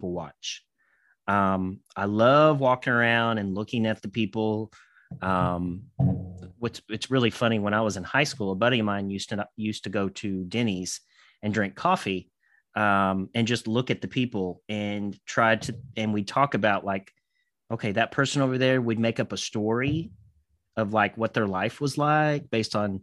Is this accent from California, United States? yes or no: no; Kentucky, United States; also born or lived in Indiana; I am from Kentucky, but I'm not that Southern.